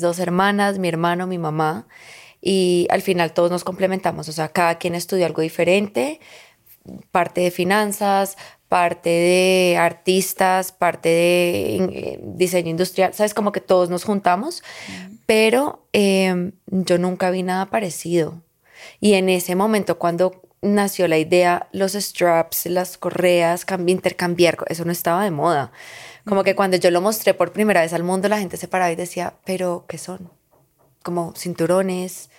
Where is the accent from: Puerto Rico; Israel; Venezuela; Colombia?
Colombia; also born or lived in Lebanon; aquí la prima y yo somos libanesas, colombianas